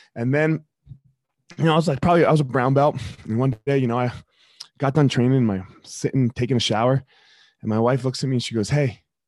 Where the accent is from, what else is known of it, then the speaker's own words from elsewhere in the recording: Franklinville, New Jersey, United States; I grew up in South Jersey. I grew up in uh, Franklinville.